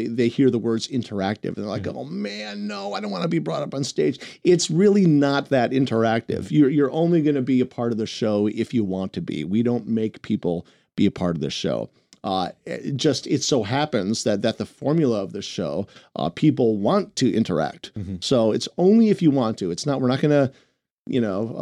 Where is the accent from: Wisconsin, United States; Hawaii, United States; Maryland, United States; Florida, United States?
Wisconsin, United States; Milwaukee; moved away; also born or lived in New York; my hometown of Milwaukee, Wisconsin